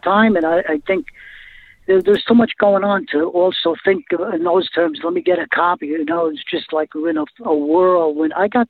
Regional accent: New York City, New York, United States; moved away as an adult; also born or lived in Florida; growing up in the Bronx in New York and going to Catholic school for a while, and then going into the Navy, and then playing music down in Florida if I got out of the Navy

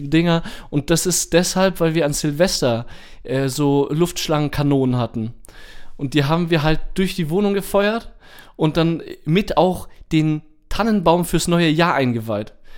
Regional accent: Germany; identifizieren wir uns als Deutsche

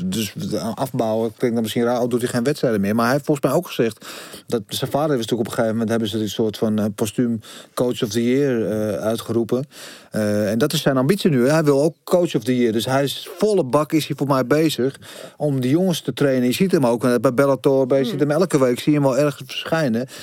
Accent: Netherlands; als arrogante Nederlanders

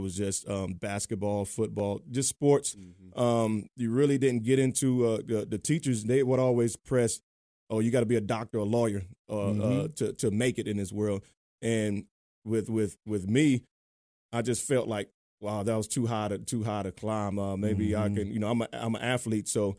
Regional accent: Mooresville, North Carolina, United States; also born or lived in Bronx, New York; I was born in New York, raised here in Mooresville, North Carolina

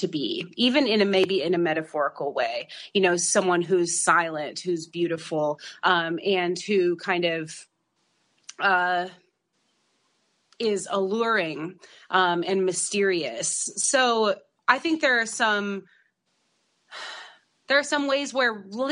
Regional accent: Idaho, United States; moved away; also born or lived in Los Angeles; I grew up in Idaho

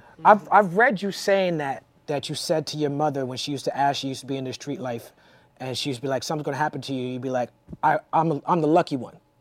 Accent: New York, United States; the East Coast growing up in New York

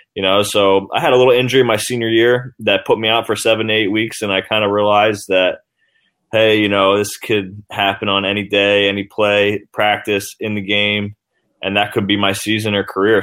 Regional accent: New Jersey, United States; I'm from New Jersey

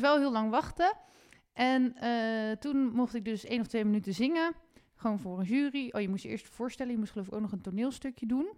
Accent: Ermelo, Gelderland, Netherlands; ik ben in Ermelo opgegroeid

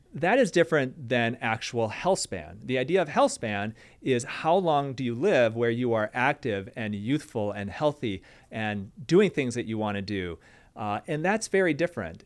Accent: Michigan, United States; I'm from Michigan

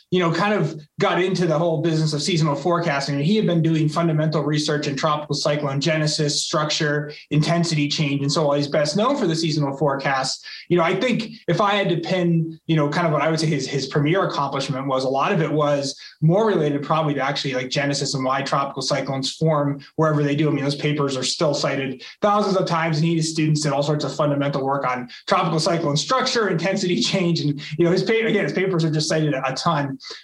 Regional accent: Massachusetts, United States; also born or lived in California; now in Colorado, United States; I grew up in Massachusetts

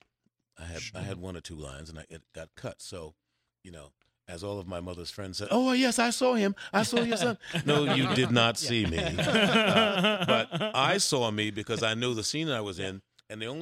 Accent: New York City, New York, United States; also born or lived in Harlem, New York / Bronx, New York / Brooklyn, New York; I grew up in Queens, but I was born in Harlem, and I was spent most of my time in Harlem.

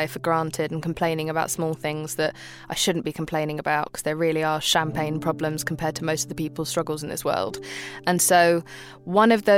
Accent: England, United Kingdom; also born or lived in Pakistan; I grew up in a time where England was incredibly racist towards people from Muslim backgrounds, and I came from Pakistan. So that was a really tricky time for my brother and I growing up in that country

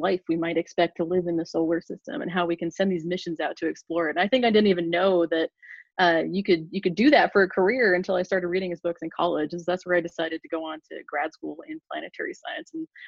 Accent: Portland, Oregon, United States; moved away as an adult; also born or lived in Ithaca, New York / Phoenix, Arizona; now in West Lafayette, Indiana, United States; I'm from Portland, Oregon originally, and I grew up between the Pacific Ocean and the volcanoes of the Pacific Northwest.

